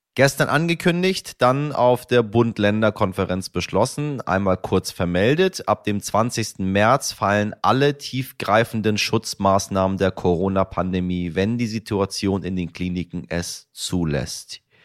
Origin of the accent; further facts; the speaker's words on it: Hamburg, Germany; In meiner Heimatstadt Hamburg